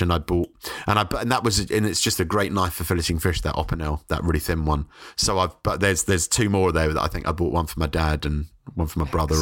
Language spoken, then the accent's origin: English; London, United Kingdom; moved away as an adult; now in Brighton, United Kingdom; I was brought up in South London in Forest Hill